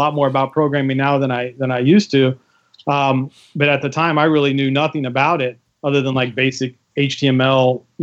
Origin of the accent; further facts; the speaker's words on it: Richmond, Virginia, United States; I moved back to my hometown, Richmond, Virginia, and ended up contacting a buddy of mine I went to high school